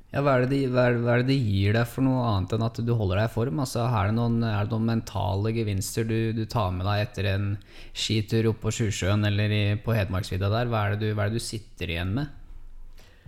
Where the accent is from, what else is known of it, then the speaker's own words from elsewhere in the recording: Hamar, Innlandet, Norway; Fra Hamar